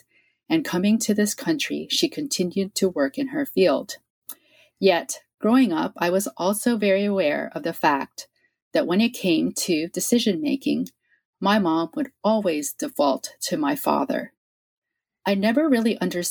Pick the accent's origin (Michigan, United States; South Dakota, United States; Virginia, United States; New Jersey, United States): Virginia, United States; moved away as an adult; also born or lived in Norfolk, Virginia; now in California, United States; I was actually born and raised in Virginia